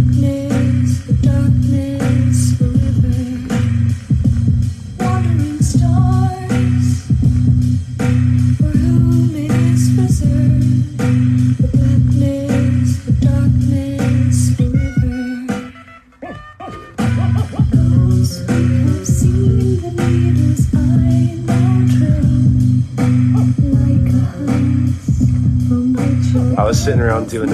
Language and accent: English; Orange County, Southern California, United States; growing up in Orange County